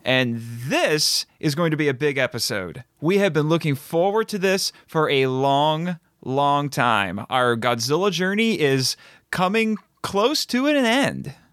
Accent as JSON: {"language": "English", "country": "United States", "said": "I'm very happy being an American"}